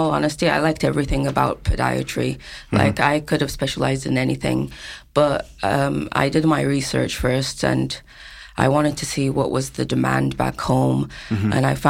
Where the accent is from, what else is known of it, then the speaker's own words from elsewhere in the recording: Kuwait; moved away as an adult; also born or lived in Malta / United Kingdom; now in Australia; I'm from Kuwait